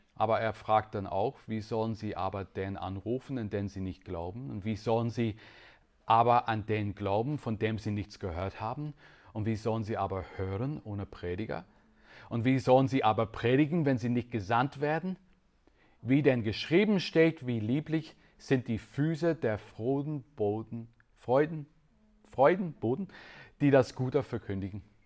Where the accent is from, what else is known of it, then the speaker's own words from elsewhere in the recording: Northern Ireland, United Kingdom; German is a second language; moved away as an adult; also born or lived in Switzerland; Ich bin in Nordirland aufgewachsen